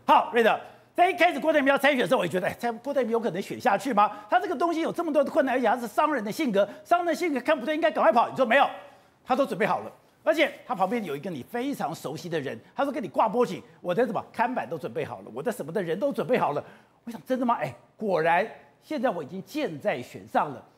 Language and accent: Chinese; Taipei, Taiwan; 我小时候在通化街夜市长大